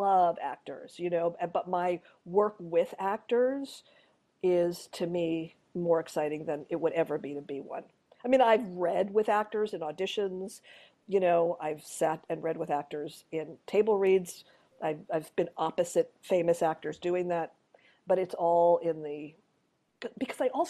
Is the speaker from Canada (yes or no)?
yes; Montreal, Quebec, Canada; I grew up in Montreal